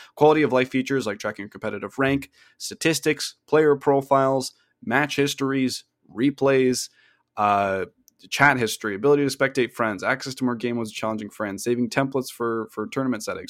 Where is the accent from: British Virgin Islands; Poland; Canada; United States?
Canada; we're both Canadian